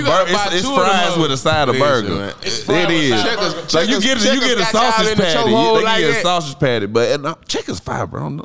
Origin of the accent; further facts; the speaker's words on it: Madison, United States; I'm from Madison